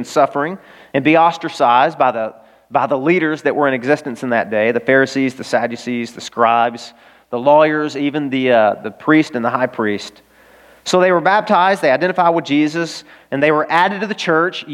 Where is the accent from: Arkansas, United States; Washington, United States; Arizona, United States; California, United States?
Arkansas, United States; I'm from Arkansas